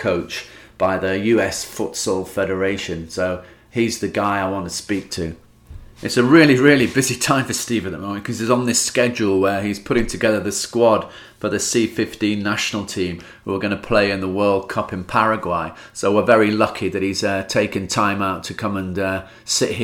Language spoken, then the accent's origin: English; England, United Kingdom; I come over from England